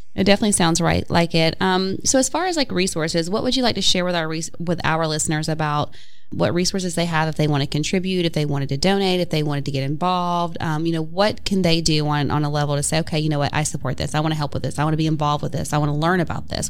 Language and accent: English; Upper East Tennessee, United States; moved away; I grew up in Upper East Tennessee where there's wildflowers everywhere.